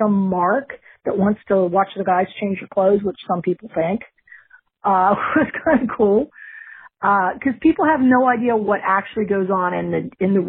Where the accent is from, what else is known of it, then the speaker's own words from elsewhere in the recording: West Virginia, United States; now in Vero Beach, United States; I grew up in West Virginia